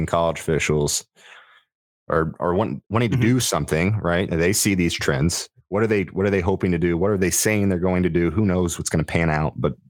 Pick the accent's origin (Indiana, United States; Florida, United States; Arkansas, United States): Indiana, United States; Bloomington; moved away; I grew up in Indiana, Bloomington, Indiana, which is where Indiana University is.